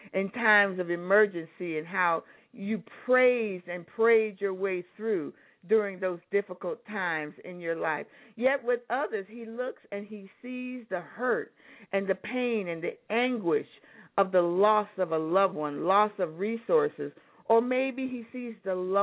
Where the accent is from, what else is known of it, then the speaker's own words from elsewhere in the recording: Anchorage, Alaska, United States; I grew up in Anchorage, Alaska